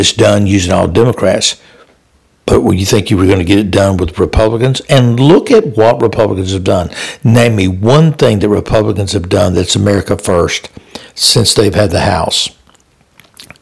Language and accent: English; Louisiana, United States; Louisiana, my home state